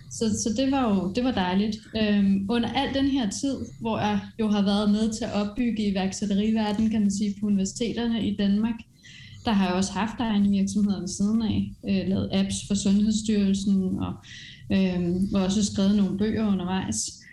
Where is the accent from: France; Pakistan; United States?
France; Øh, jeg er vokset op i Frankrig med iværksætterforældre, som har rejst rundt, sådan rundt omkring, så det er egentlig altid sådan ligget i blodet.